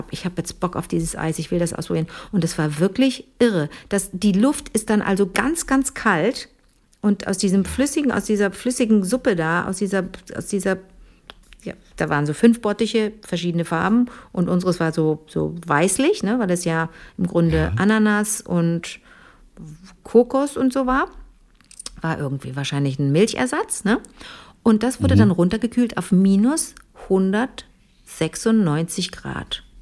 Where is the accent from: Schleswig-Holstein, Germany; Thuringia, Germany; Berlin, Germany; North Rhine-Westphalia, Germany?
North Rhine-Westphalia, Germany; Cologne; da komme ich aus Köln und komme mir so vor wie, so, wie die Trine vom Land